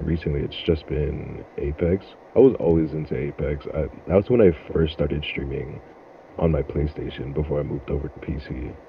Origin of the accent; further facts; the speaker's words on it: Freeport, New York, United States; also born or lived in Brooklyn, New York; I was born in Brooklyn, New York, raised in Freeport, Long Island.